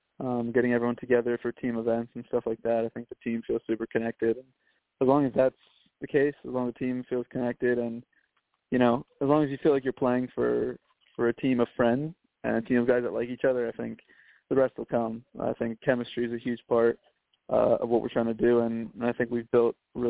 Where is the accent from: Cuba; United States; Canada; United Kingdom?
United States; New Jersey; I'm from Central Jersey